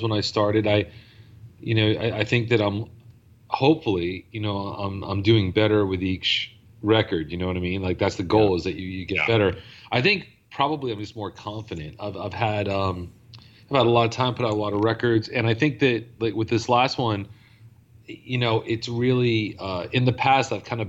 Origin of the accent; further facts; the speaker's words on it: New York, United States; moved away; I'm from New York originally